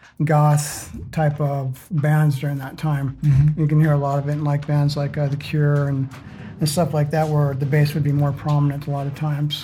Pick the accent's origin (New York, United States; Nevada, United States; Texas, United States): Nevada, United States; Las Vegas; I grew up in Las Vegas.